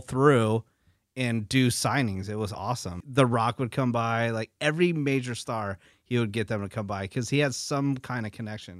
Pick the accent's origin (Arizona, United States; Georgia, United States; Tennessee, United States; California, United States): California, United States; San Francisco Bay Area; moved away; I'm from the San Francisco Bay Area.